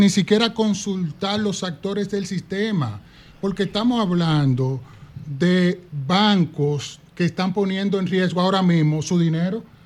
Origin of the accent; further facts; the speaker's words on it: Duvergé, Independencia, Dominican Republic; also born or lived in Jimaní; yo soy de Duvergé y Jimaní